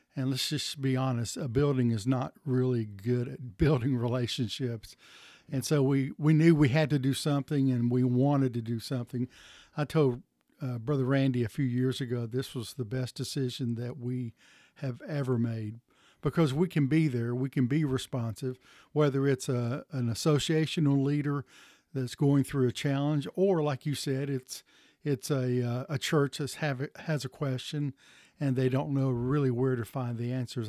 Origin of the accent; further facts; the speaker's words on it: Chattanooga, Tennessee, United States; I was raised in the Chattanooga area.